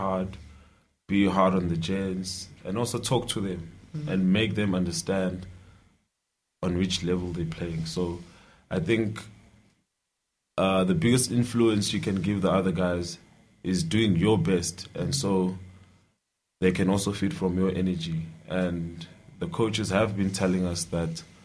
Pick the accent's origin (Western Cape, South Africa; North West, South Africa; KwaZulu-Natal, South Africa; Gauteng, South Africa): KwaZulu-Natal, South Africa; Dundee; also born or lived in Ladysmith; from Dundee. I was born in Ladysmith and I grew up in Dundee